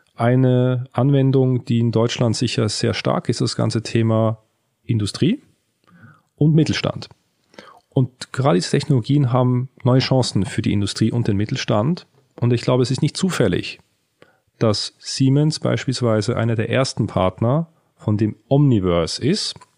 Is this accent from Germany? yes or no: no; Switzerland; in der Schweiz, wo ich aufgewachsen bin